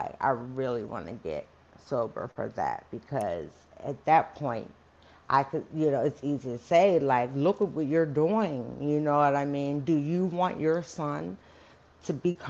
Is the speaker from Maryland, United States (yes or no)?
yes; Baltimore, Maryland, United States; I'm from Baltimore